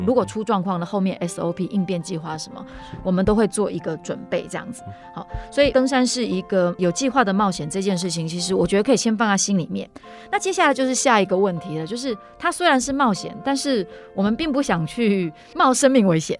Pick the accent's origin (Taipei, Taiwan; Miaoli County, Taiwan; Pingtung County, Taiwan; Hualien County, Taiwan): Taipei, Taiwan; 因为我从小在台北长大哈